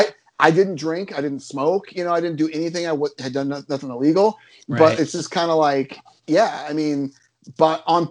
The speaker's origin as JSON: {"language": "English", "town": "Denison", "region": "Iowa", "country": "United States", "tie": "born or raised there", "also_born_or_lived": "Sioux City, Iowa", "said": "at the time, I was from Denison, Iowa, which is a small rural town. I didn't move to Sioux City, Iowa until my senior year. So I did my whole middle school and high school up to the middle of my senior year in small towns."}